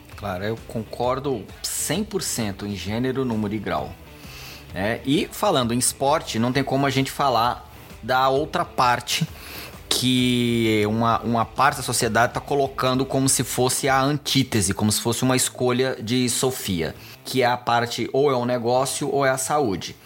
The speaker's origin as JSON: {"language": "Portuguese", "town": "Goiânia", "region": "Goiás", "country": "Brazil", "tie": "born or raised there", "moved": "as an adult", "lives_now": "São Paulo, Brazil", "said": "Eu, eu nasci aqui em São Paulo, mas quando eu era pequeno eu fui morar em Goiânia"}